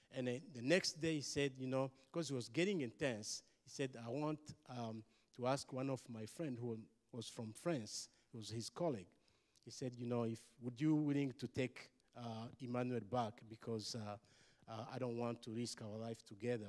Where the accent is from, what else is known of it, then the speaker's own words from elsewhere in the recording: Rwanda; I'm from Rwanda.